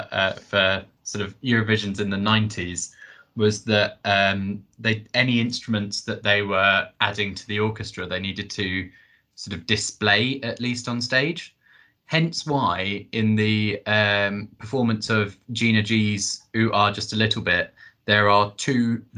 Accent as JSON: {"language": "English", "country": "United Kingdom", "said": "we're British"}